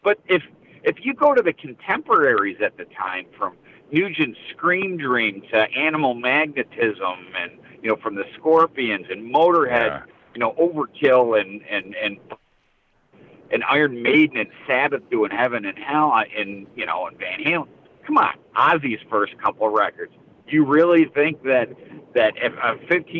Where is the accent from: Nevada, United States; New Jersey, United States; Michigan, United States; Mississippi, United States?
Michigan, United States; Detroit; I grew up in Detroit at Cobo Hall